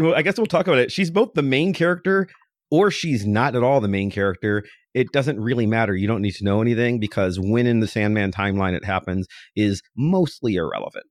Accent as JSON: {"language": "English", "area": "a little town outside of Cleveland", "region": "Ohio", "country": "United States", "said": "I'm from a little town outside of Cleveland"}